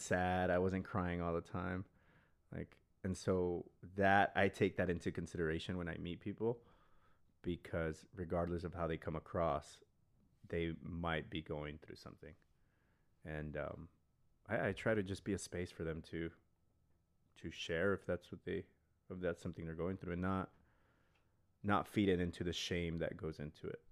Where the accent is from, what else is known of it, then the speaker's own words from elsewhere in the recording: El Paso, Texas, United States; I grew up in El Paso, Texas